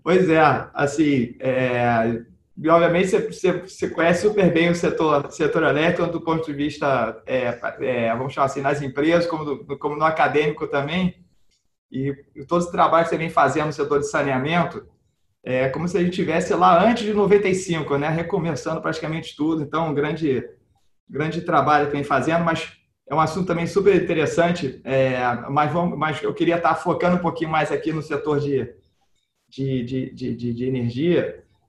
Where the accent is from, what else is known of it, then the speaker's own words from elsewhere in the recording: Brazil; como brasileiro